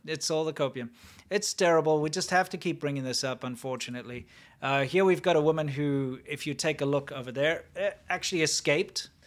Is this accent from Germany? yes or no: no; South Africa; moved away; where I grew up in South Africa